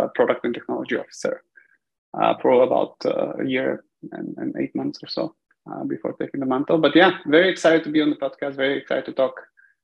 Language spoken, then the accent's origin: English; Bulgaria; moved away as an adult; also born or lived in United States; I was born and raised in Bulgaria. About the age of 18, I packed bags and in the pursuit of kind of technology, moved to the US for studying